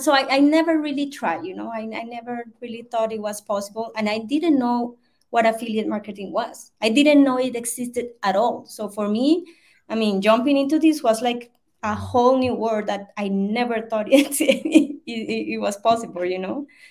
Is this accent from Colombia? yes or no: yes; Colombia; English is a second language; I'm from Colombia, South America. Um, I live in Bogota.